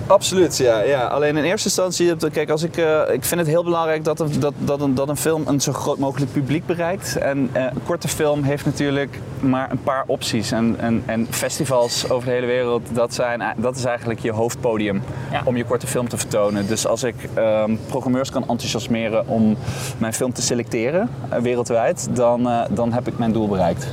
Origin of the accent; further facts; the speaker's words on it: Boxmeer, North Brabant, Netherlands; ik kom uit Brabant. Maar ik kom uit een dorpje dat, dat heet Boksmeer.